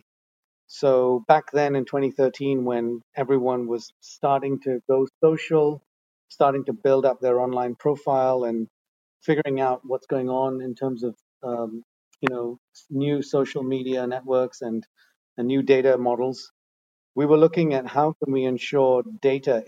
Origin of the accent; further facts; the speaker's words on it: Netherlands; moved away as an adult; also born or lived in India / Asia; I was born in India, but I moved to the Netherlands when I was five. So I'm actually Dutch. Spent most of my life in Holland. Grew up in the Netherlands